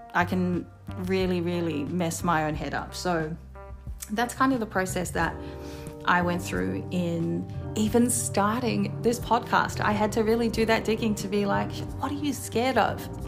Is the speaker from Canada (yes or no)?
no; Wellington, New Zealand; moved away as an adult; now in Sydney, Australia; I'm originally from Wellington, New Zealand. Hey, anyone who's from Welly. Uh, but I moved here to Sydney nine years ago with my partner.